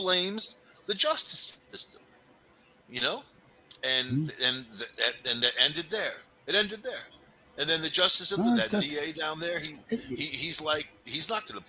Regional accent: New York City, New York, United States; also born or lived in El Paso, Texas; I'm from New York City, you know, and back in the day, it was dangerous

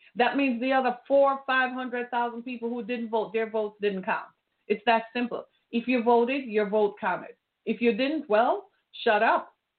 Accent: Jamaica; moved away; I grew up in Jamaica

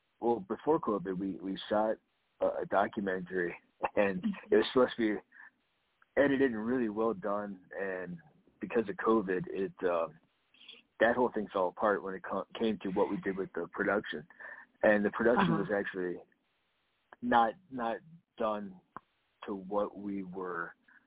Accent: Florida, United States; from Ohio. I grew up in South Florida, so just my entire family is from the Ohio area.

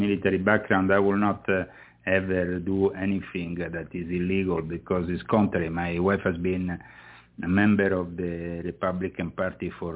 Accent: Rome, Lazio, Italy; moved away as an adult; I was born within it. I was born in Rome. I was raised in it.

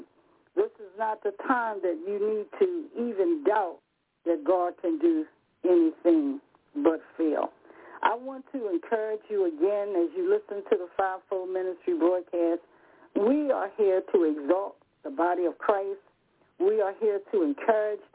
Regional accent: Rocky Mount, North Carolina, United States; I'm from the South myself, by Rocky Mount.

